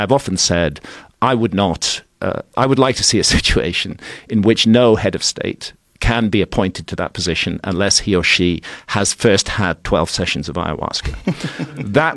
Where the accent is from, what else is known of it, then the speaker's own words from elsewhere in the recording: United Kingdom; I'm British, but America has become a very central part of my life